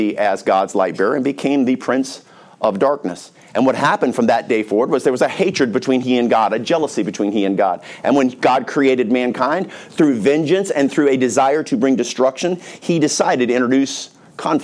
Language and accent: English; North Carolina, United States; I grew up in North Carolina